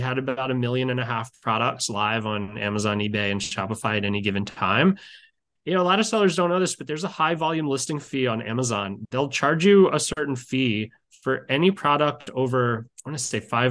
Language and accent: English; Baltimore, Maryland, United States; I grew up in Baltimore, Maryland, where I still live